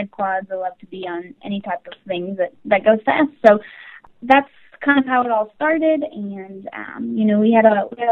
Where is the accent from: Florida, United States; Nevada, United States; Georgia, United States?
Nevada, United States; Carson City; I am originally from Carson City, Nevada